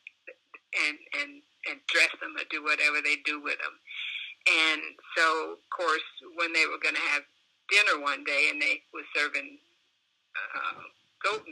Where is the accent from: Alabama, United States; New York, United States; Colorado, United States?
Alabama, United States; Montgomery; any other black child growing up in the South